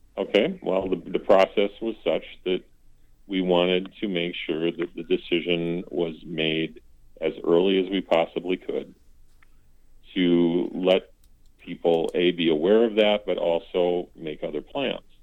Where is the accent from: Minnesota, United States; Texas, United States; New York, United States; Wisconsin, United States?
Minnesota, United States; Fairmont; moved away as an adult; now in North Mankato, United States; my my hometown is is Fairmont